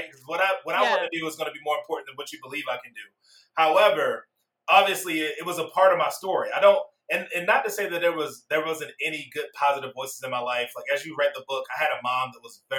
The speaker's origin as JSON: {"language": "English", "town": "Baltimore", "region": "Maryland", "country": "United States", "tie": "born or raised there", "said": "I was born and raised down in Baltimore, Maryland"}